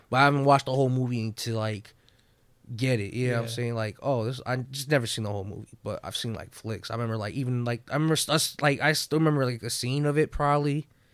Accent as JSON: {"language": "English", "town": "New York City", "region": "New York", "country": "United States", "tie": "born or raised there", "moved": "yes", "said": "Originally from New York, man."}